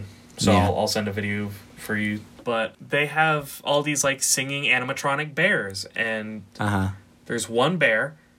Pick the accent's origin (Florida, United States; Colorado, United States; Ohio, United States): Florida, United States; I grew up in Florida.